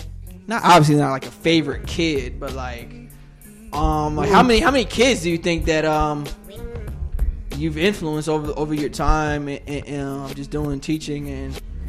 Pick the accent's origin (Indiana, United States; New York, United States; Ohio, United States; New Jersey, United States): New Jersey, United States; moved away; I'm from Jersey.